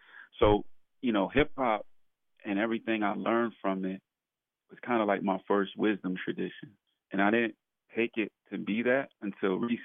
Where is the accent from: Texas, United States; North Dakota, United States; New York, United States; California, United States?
New York, United States; New York City; born and raised in Brooklyn, New York, in the neighborhood of Bedford-Stuyvesant